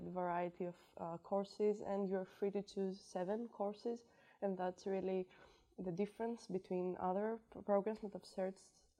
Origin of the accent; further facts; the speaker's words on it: Greece; moved away; I'm from Greece